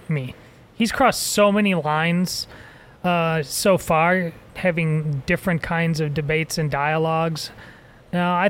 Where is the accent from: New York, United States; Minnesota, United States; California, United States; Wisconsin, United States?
Wisconsin, United States; Madison; moved away; I grew up in Madison, Wisconsin